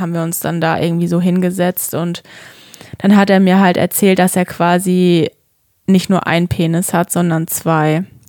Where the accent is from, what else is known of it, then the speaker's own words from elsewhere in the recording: Würzburg area, Bavaria, Germany; ich komme ja auch aus der Umgebung Würzburg